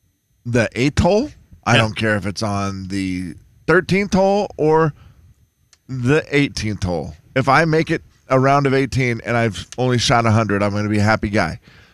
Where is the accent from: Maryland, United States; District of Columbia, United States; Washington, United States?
Washington, United States; Harrington; Harrington, Washington. My hometown.